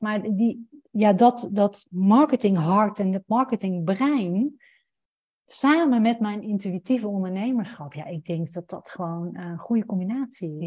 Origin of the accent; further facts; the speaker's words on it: Roosendaal, North Brabant, Netherlands; moved away as an adult; also born or lived in Amsterdam; ik ben opgegroeid in Brabant, in Roosendaal